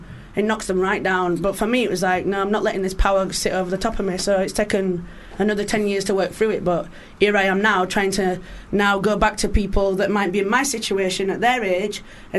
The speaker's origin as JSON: {"language": "English", "town": "Rotherham", "region": "Yorkshire and the Humber", "country": "United Kingdom", "moved": "yes", "said": "I'm from South Yorkshire in a place called Rotherham."}